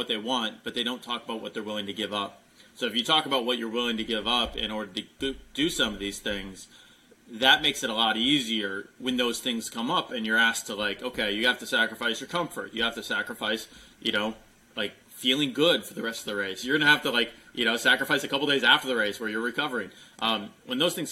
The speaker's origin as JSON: {"language": "English", "region": "Midwest", "country": "United States", "tie": "born or raised there", "moved": "yes", "lives_now": "Texas, United States", "said": "I grew up in the Midwest"}